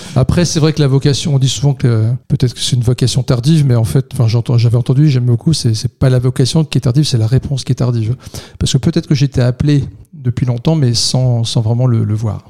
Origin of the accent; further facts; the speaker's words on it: Vendeuvre-sur-Barse, Grand Est, France; also born or lived in Reims; Vendœuvre, là où j'ai grandi